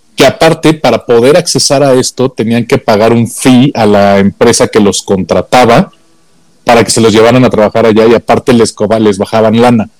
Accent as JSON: {"language": "Spanish", "country": "Mexico", "said": "como mexicanos"}